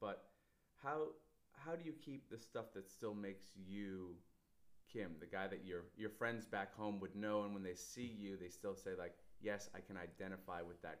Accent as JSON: {"language": "English", "country": "Canada", "moved": "yes", "said": "as a Canadian"}